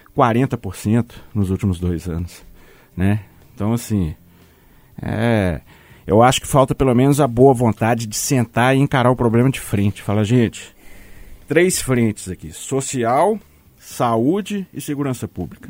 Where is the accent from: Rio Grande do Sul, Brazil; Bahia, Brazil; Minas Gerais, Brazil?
Minas Gerais, Brazil; accent: mineiro; eu adoro a mineridade, em primeiro lugar. Eu adoro o nosso sotaque